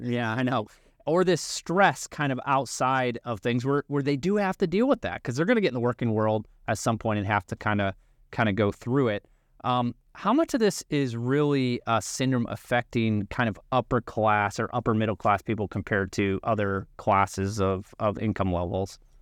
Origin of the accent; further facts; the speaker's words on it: Illinois, United States; I grew up like you in Illinois